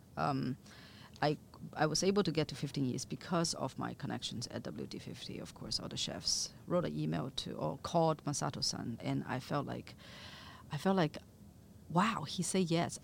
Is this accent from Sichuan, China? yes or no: yes; Chengdu, Sichuan, China; moved away; also born or lived in other parts of China; I grew up in Chengdu or in, in other parts of China eating mi xian